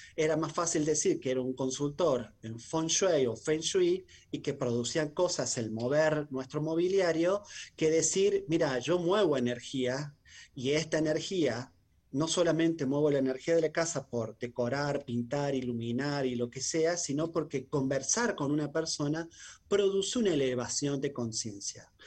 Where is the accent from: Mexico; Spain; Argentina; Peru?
Argentina; muchos argentinos